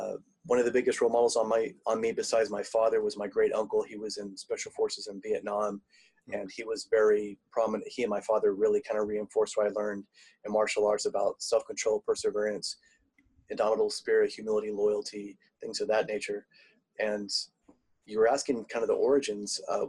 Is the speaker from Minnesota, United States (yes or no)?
no; Tulsa, Oklahoma, United States; born there; also born or lived in South Africa; I'm in Tulsa, Oklahoma now. I was actually born in Tulsa, Oklahoma, but I've lived in South Africa.